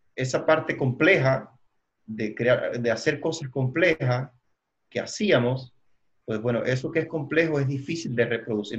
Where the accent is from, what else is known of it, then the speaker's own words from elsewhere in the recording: Cuba; moved away as an adult; now in Dallas, United States; soy de Cuba. Viví 39 años en Cuba